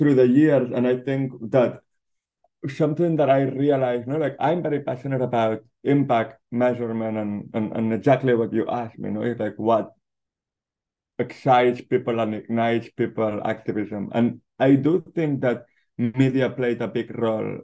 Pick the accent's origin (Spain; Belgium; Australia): Spain; Barcelona, Catalonia; now in Los Angeles, United States; born and raised in Barcelona